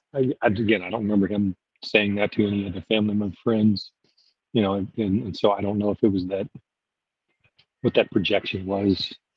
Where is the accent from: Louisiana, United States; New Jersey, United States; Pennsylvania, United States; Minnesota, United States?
Louisiana, United States; now in Fort Myers, United States; I grew up in Louisiana and I'm currently living in Fort Myers, Florida